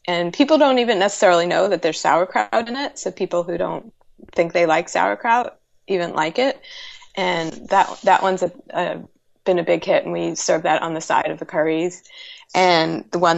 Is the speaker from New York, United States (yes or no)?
yes; New York City, New York, United States; moved away; I'm from New York City, and whenever I go back home